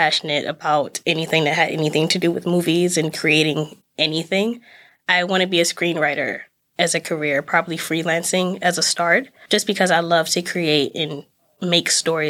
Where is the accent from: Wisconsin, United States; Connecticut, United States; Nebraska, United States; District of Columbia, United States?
District of Columbia, United States; Washington; moved away as an adult; now in Massachusetts, United States; I am from Washington, D.C.